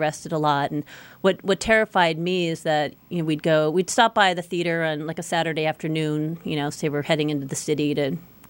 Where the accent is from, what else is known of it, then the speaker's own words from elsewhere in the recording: San Francisco, California, United States; I was born in San Francisco, 1970. I was conceived at an apartment on Haight Street.